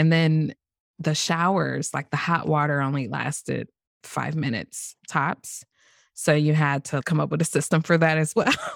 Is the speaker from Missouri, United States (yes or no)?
yes; St. Louis, Missouri, United States; also born or lived in Greece; born and raised in Saint Louis